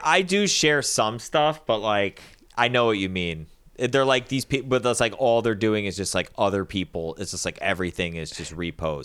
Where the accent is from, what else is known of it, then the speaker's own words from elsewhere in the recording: United States; I'm an American